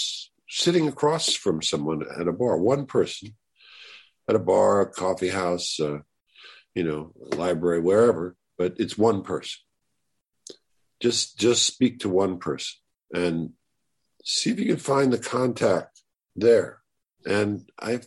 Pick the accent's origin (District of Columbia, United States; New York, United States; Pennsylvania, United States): New York, United States; New York City; I grew up in New York City